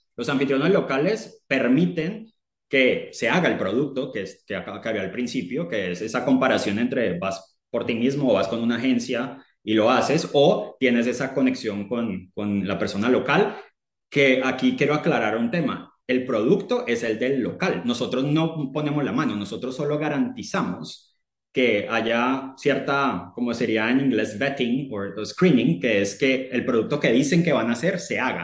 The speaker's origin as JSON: {"language": "Spanish", "country": "Colombia", "moved": "as an adult", "lives_now": "United Kingdom", "said": "colombiano, eh, pero vivo en el Reino Unido hace nueve años"}